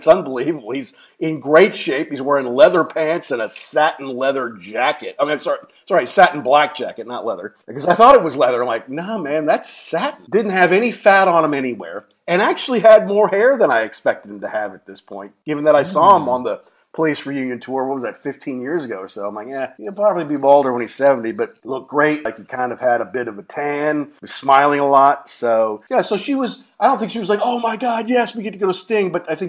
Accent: Louisville, Kentucky, United States; they eventually played Churchill Downs in Louisville, my hometown

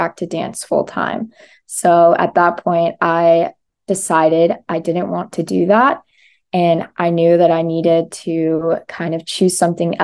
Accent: South Carolina, United States; moved away as an adult; now in Miami, United States; I'm from South Carolina originally. I've been in Miami for about 2 years now

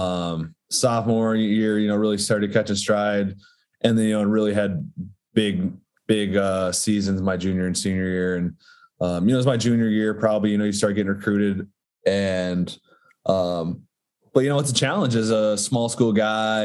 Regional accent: Darlington, Wisconsin, United States; I grew up in Darlington, Wisconsin, which is a small school

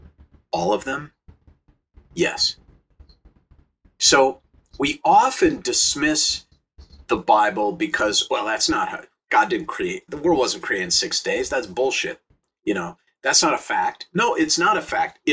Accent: St. Louis Park, Minnesota, United States; now in Los Angeles, United States; I grew up in Minnesota in a suburb, first ring of suburbs outside of Minneapolis called St. Louis Park.

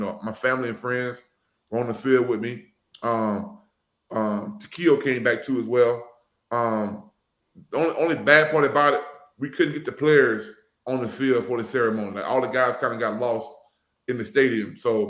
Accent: Mobile, Alabama, United States; also born or lived in Cincinnati, Ohio; now in Atlanta, United States; in Mobile, Alabama. You know, obviously, there's no Bengals gear in my hometown.

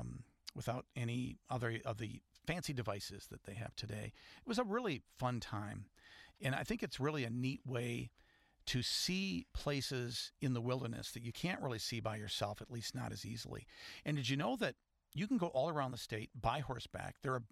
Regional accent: West Michigan, United States; As I was growing up in West Michigan

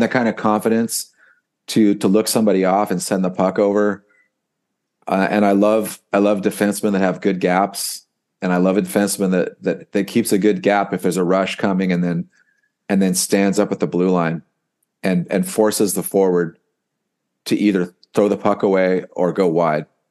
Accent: United States; I'm an American

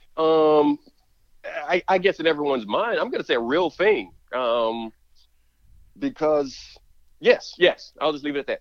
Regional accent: Alabama, United States; growing up in Alabama, there was a lot of grilling

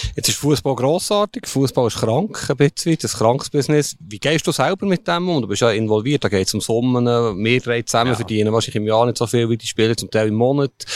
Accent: Switzerland; wir sind Schweizer

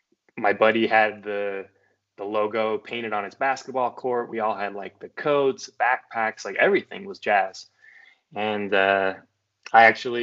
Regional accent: Utah, United States; I'm from Utah, so I kind of split time in between Utah County and Salt Lake County growing up.

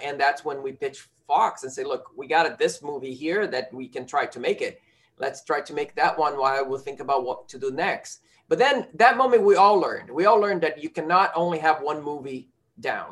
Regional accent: Rio de Janeiro, Brazil; moved away; the rio the my hometown

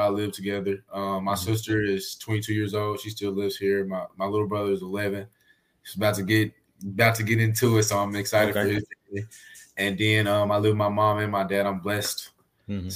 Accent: Arkansas, United States; which is where I'm from. We're all from Arkansas

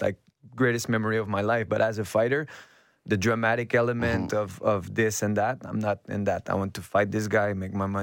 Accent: Quebec, Canada; English is a second language; I'm from Quebec, which would be more secluded part of Canada. Like, I'm starting to speak English better

